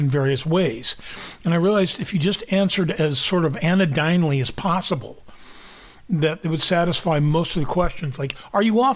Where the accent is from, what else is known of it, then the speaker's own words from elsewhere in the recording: Kansas, United States; I grew up in the Midwest in Kansas